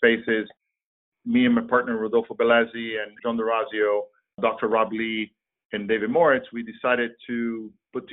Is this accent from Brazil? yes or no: yes; Brazil; also born or lived in Switzerland; now in United States; I'm originally from Brazil. I've been in the States for 35 plus years.